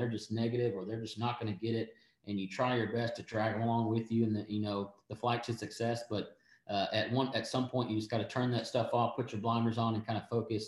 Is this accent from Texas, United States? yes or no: yes; East Texas, United States; I'm from East Texas, so I'm all country